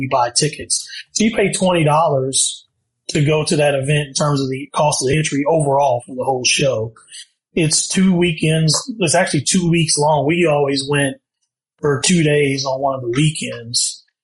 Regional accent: Ohio, United States; moved away; we're from Ohio and they have basements there. And he bought a home uh, when I was still in high school

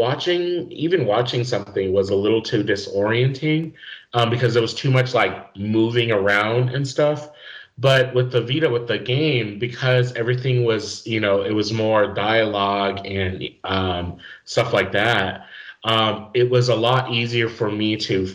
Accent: New Mexico, United States; moved away as an adult; also born or lived in Indiana; New Mexico, my home state

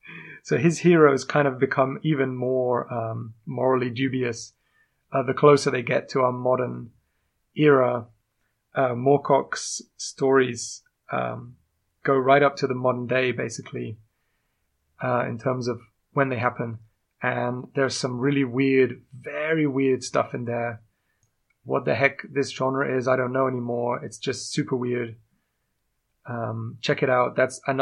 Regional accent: England, United Kingdom; accent: strange; I am indeed English. Although you might not notice from my strange accent.

